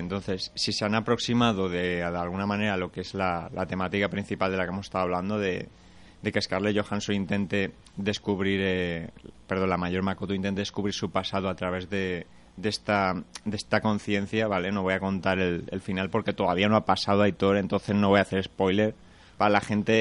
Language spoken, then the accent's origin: Spanish; Segorbe, Valencian Community, Spain; Yo soy de Segorbe